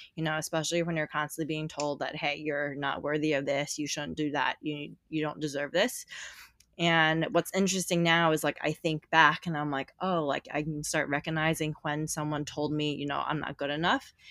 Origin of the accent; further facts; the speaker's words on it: New York City, New York, United States; I'm from New York City